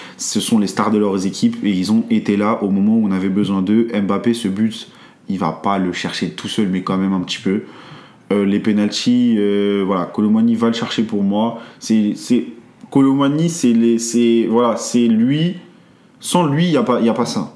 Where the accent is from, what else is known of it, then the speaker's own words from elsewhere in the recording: France; nous en tant que français